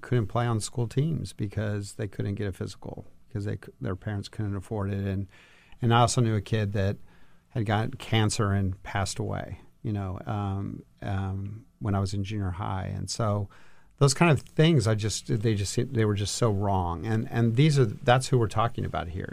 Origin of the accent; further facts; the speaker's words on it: El Paso, Texas, United States; moved away as an adult; now in Washington, D.C., United States; I grew up in El Paso, Texas, and worked in state government